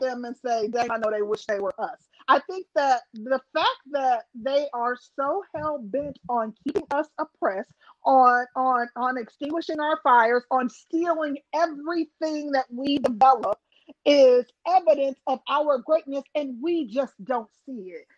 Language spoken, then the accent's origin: English; Milwaukee, Wisconsin, United States; I'm from Milwaukee